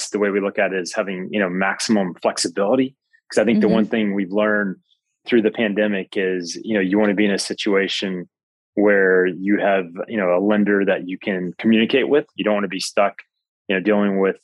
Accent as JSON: {"language": "English", "region": "Alabama", "country": "United States", "moved": "yes", "lives_now": "Atlanta, United States", "said": "I'm originally from Alabama"}